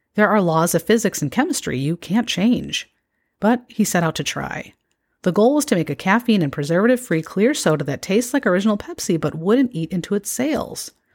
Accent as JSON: {"language": "English", "region": "Illinois", "country": "United States", "tie": "born or raised there", "moved": "yes", "said": "I have lived away from my home state of Illinois for a long time"}